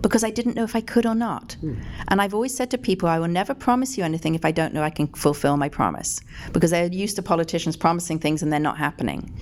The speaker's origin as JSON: {"language": "English", "region": "England", "country": "United Kingdom", "moved": "as an adult", "said": "I came from England, obviously, when I was 18"}